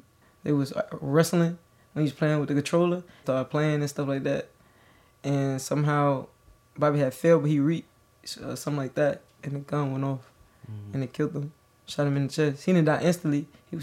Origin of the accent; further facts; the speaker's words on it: Birmingham, Alabama, United States; I'm from Birmingham, Alabama. I was born June 23rd, 1996. I'm 25 years old